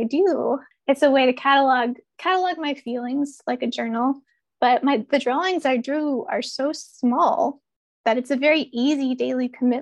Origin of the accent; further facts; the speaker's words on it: Ohio River Valley, United States; moved away; also born or lived in Pacific Northwest; I grew up in the Ohio River Valley, which is ecologically just very different